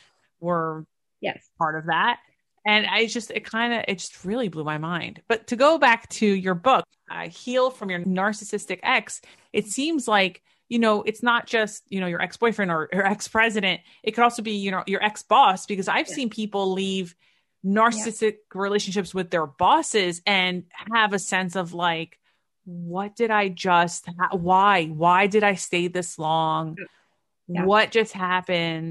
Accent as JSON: {"language": "English", "country": "United States", "tie": "born or raised there", "said": "Is it because I grew up in the New York City, New Jersey area"}